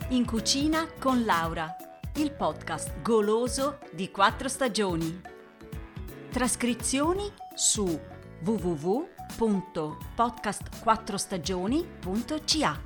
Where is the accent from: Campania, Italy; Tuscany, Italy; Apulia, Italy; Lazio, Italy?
Tuscany, Italy; io sono toscana